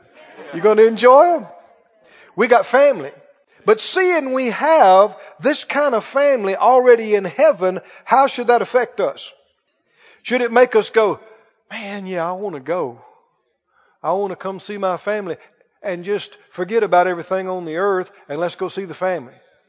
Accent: the South, United States; yeah, I'm from the South. And glad about it.

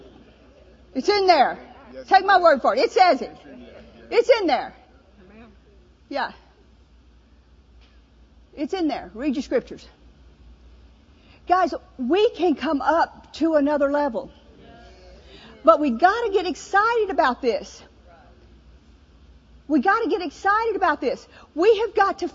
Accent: New Orleans, Louisiana, United States; moved away; also born or lived in Mississippi; I'm from the South, you know, New Orleans

